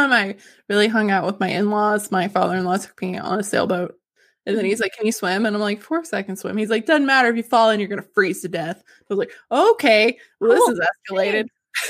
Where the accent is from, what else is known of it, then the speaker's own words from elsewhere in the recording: the South, United States; We're from the South.